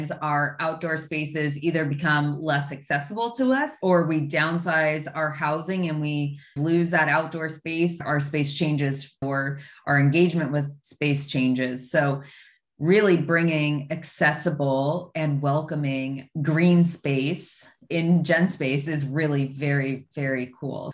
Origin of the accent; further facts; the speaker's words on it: Los Angeles, California, United States; also born or lived in San Francisco / Sacramento / Montana; a kid who was growing up in Los Angeles